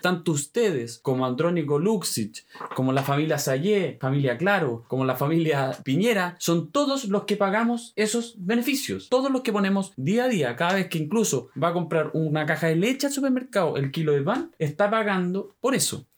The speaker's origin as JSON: {"language": "Spanish", "country": "Chile", "said": "somos todos los chilenos"}